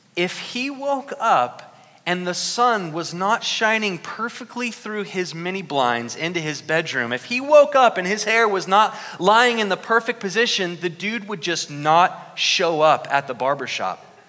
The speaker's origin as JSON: {"language": "English", "town": "Newark", "region": "Ohio", "country": "United States", "tie": "born or raised there", "moved": "yes", "said": "my hometown of Newark, Ohio"}